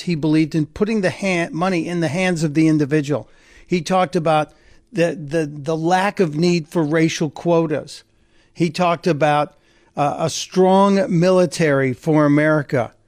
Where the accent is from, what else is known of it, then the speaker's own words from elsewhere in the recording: Chicago, Illinois, United States; where I grew up in Chicago